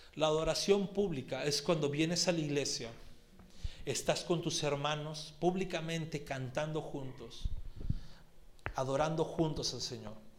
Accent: Lima, Peru; los que somos limeñitos costeños

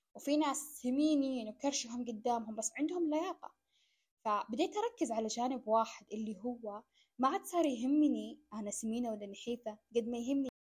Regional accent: Saudi Arabia; أنا قاعدة أنقل أو أمثل بلدي

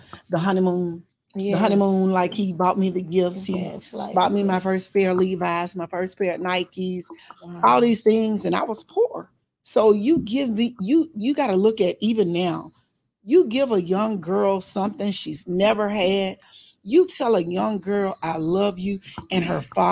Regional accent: Arkansas, United States; moved away; I'm from Arkansas

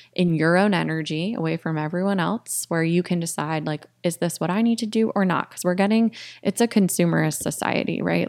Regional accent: Connecticut, United States; moved away as an adult; also born or lived in Florida / Storrs (UConn), Connecticut / Boston, Massachusetts; now in Austin, United States; I grew up in Connecticut, went to Yukon, and then lived in Boston for eight years before I moved here last year

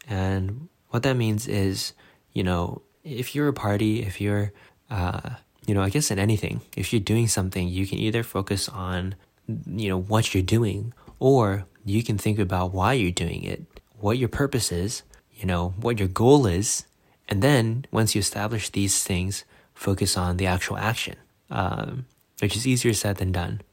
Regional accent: United States; as an American

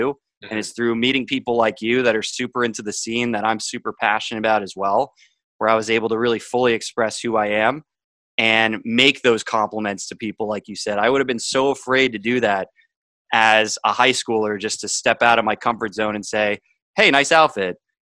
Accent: Boston, Massachusetts, United States; also born or lived in Miami; I grew up in an upper middle class family north of Boston

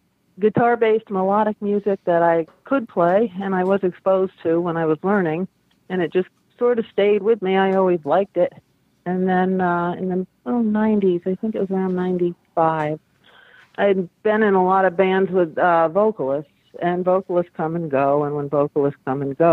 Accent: Hudson, New York, United States; I grew up in Hudson, New York, which was on the Hudson River

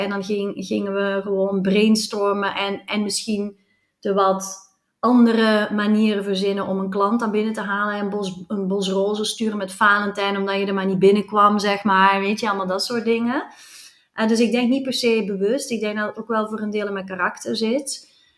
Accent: Flanders, Belgium; accent: Flemish; now in Netherlands; mijn accent verraadt dat ik uit België kom

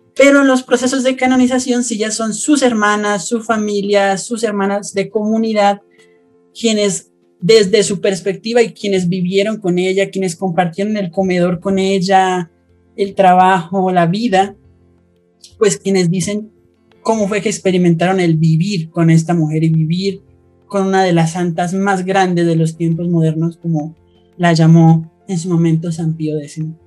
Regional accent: Colombia; soy de Colombia

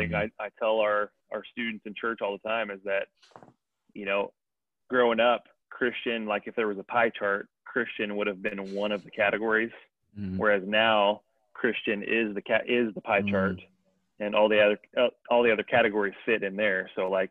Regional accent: Indiana, United States; growing up in Indiana

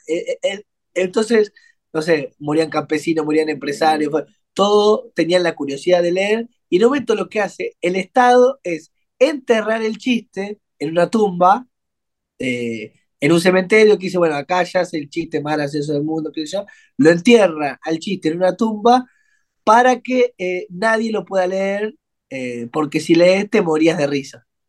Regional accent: Argentina; Nosotros somos argentinos

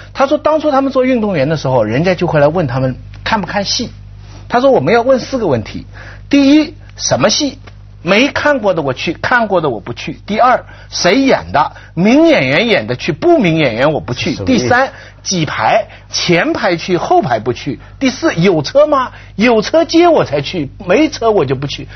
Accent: China; 我们中国人传统

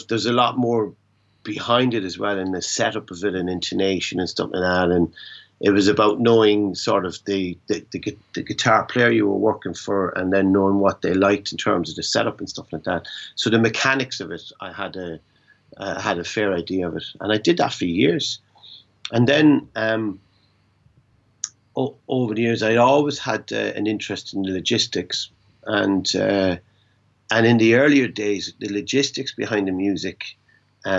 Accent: Ireland; being Irish and being based in Europe

